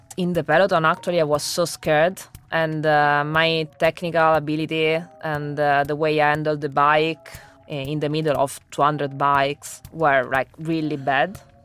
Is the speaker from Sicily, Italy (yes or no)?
no; Rome, Lazio, Italy; English is a second language; moved away as an adult; also born or lived in Oxford, England; I was born in Rome